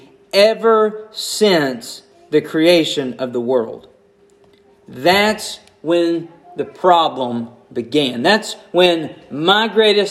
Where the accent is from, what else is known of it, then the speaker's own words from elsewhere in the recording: United States; I'm an American